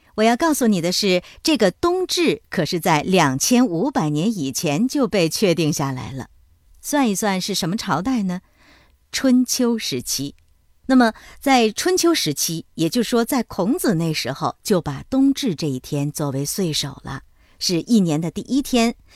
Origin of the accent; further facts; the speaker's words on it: China; 我们中国人